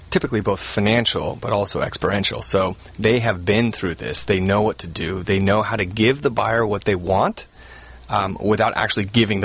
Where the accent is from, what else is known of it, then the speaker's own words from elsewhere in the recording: Southern California, United States; also born or lived in Virginia; I grew up in Southern California, went to college at the University of Virginia.